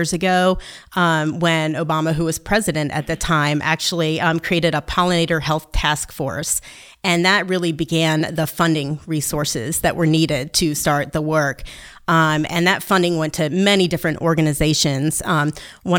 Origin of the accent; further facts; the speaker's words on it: New York, United States; I am from New York State